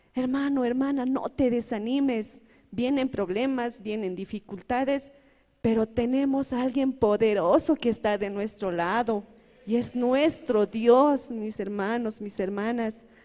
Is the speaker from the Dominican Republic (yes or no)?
no; El Alto, La Paz, Bolivia; Yo vengo de la ciudad de La Paz, del Alto